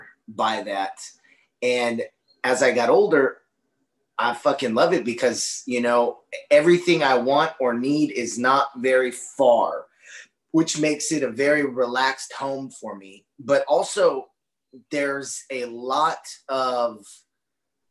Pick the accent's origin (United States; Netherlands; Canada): United States; Austin, Texas; I'm from Austin, Texas, which is sister, brother, gender neutral cities of Portland